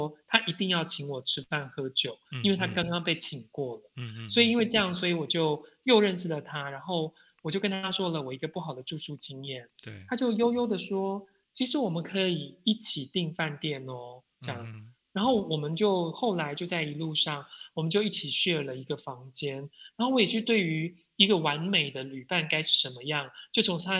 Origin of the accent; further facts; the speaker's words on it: Taiwan; 然后我就愣了一下，我想说：第一，你怎么知道我是台湾人？